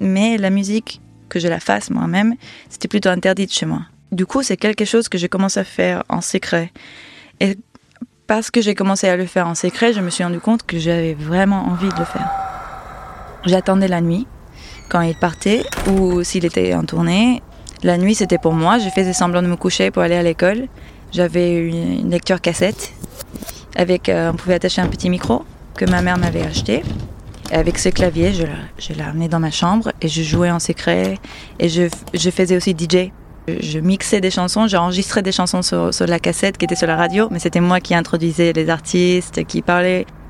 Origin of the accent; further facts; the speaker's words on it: Miami, Florida, United States; French is a second language; also born or lived in Panama; Je suis née au Panama, c'est en Amérique centrale, entre la Colombie et Costa Rica. Et j'ai très vite euh, bougé, enfant, à Miami